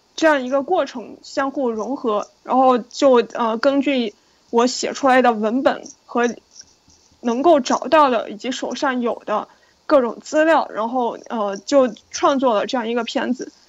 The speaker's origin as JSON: {"language": "Chinese", "region": "Yunnan", "country": "China", "tie": "born or raised there", "also_born_or_lived": "New York, United States", "moved": "as an adult", "lives_now": "Beijing, China", "said": "因为我从小在云南长大"}